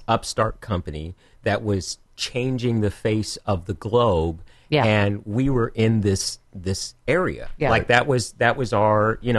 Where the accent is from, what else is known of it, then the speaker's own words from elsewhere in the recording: Cupertino, California, United States; also born or lived in Los Angeles, California; I was born in Los Angeles. I grew up in Cupertino, California.